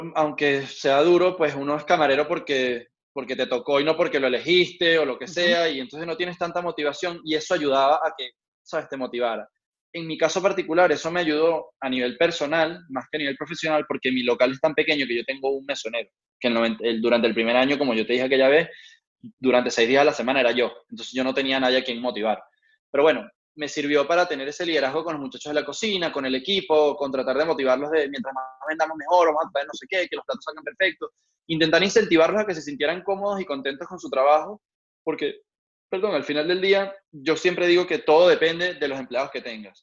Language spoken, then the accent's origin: Spanish; Venezuela; now in Madrid, Spain; nosotros como venezolanos